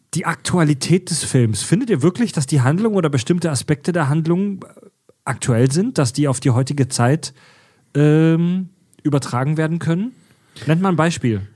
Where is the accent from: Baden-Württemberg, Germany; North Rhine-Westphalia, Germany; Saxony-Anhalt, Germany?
Baden-Württemberg, Germany; Kieselbronn; ich komme aus Kieselbronn ja, in der Nähe von Pforzheim